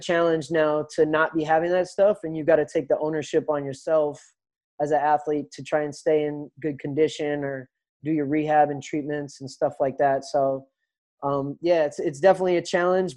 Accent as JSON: {"language": "English", "region": "Minnesota", "country": "United States", "tie": "born or raised there", "moved": "yes", "said": "I grew up in Minnesota"}